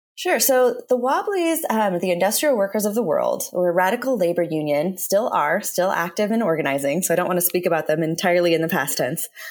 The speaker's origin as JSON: {"language": "English", "town": "Portland", "region": "Oregon", "country": "United States", "said": "I'm from Portland"}